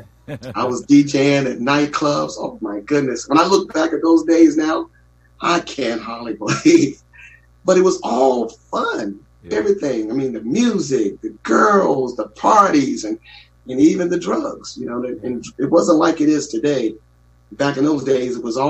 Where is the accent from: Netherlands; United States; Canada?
United States; Newport News, Virginia; We grew up in Newport News, Virginia, and in a little middle, low income area.